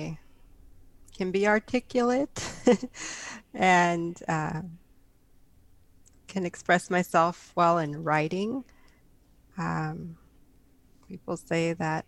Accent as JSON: {"language": "English", "town": "San Jose", "region": "California", "country": "United States", "tie": "born or raised there", "said": "I hail from San Jose, California, born and raised in the Bay Area"}